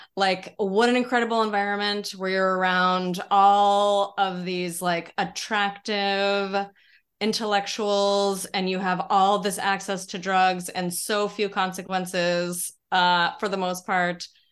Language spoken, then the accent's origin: English; Denver, Colorado, United States; moved away as an adult; also born or lived in San Francisco; now in New York, United States; I grew up in Colorado